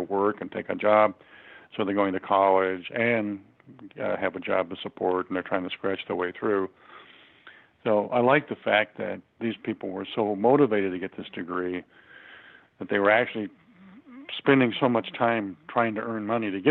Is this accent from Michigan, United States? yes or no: yes; Detroit, Michigan, United States; I'm originally from Detroit, Michigan. Actually born in Detroit in 1939